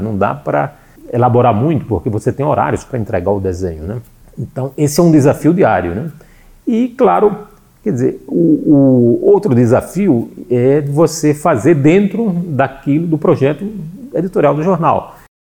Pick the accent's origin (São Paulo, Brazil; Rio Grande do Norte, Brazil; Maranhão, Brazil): Rio Grande do Norte, Brazil; Natal; eu sou de Natal